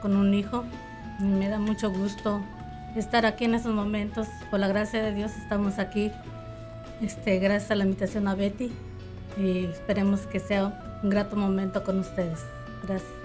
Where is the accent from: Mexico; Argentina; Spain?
Mexico; now in Omaha, United States; Soy del Estado de México, de Puebla